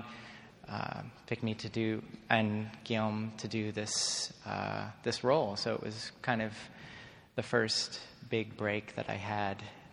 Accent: Laguna Beach, California, United States; now in Toronto, Canada; I grew up in Laguna Beach, California

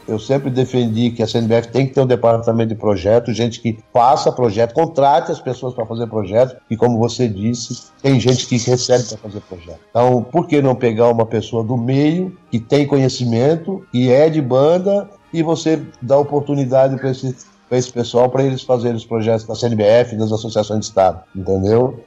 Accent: Blumenau, Santa Catarina, Brazil; moved away as an adult; now in Jaraguá do Sul, Brazil; até 1984, quando saí de Blumenau, que era minha terra natal

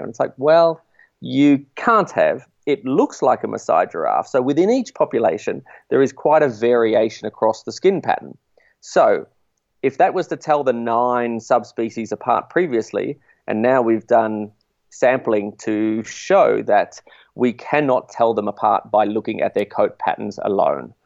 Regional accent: Australia; as an Australian

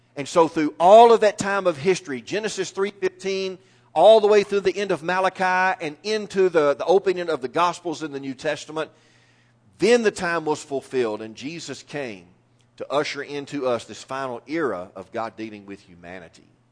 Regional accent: East Texas, United States; I am a lifelong Texan, and it gets even better than that. I'm a lifelong East Texan.

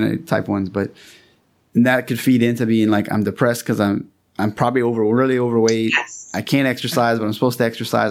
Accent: Louisiana, United States; I'm from Louisiana.

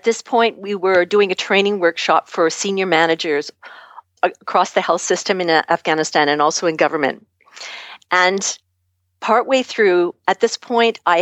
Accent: Canada; I'm from Canada

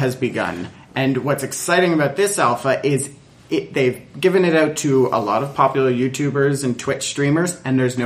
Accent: Canada; As a Canadian who has data caps

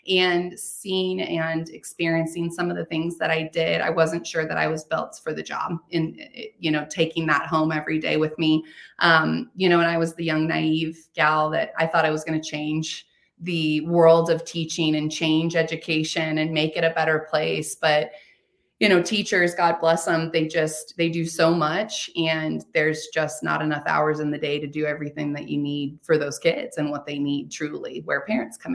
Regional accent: Kansas, United States; moved away as an adult; now in Colorado, United States; I'm born and raised in Kansas. I'm a Kansas girl, Midwest girl.

